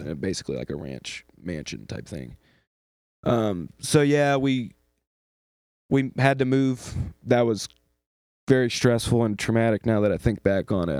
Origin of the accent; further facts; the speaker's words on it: Eastern North Carolina, United States; although I was born in the West, I was raised down East